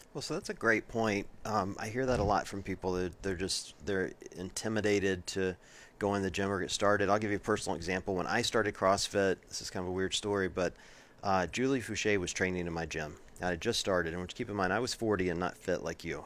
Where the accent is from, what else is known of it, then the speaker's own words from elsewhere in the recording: Deep South, United States; moved away as an adult; now in Ohio, United States; I grew up in the Deep South